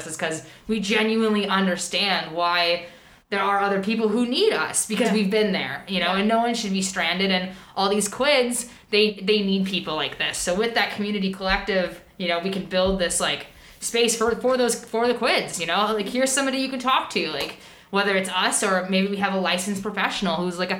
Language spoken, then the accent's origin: English; Oviedo, Florida, United States; moved away as an adult; now in Vancouver, Canada; I grew up in Florida. I lived there for most of my life, from the age of 3 till I was 20